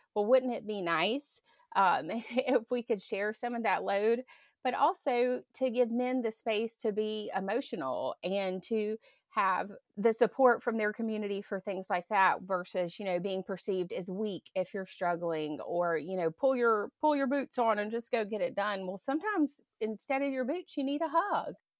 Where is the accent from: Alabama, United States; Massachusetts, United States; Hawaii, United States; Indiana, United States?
Alabama, United States; Grand Bay; moved away as an adult; also born or lived in California; I grew up in Green Bay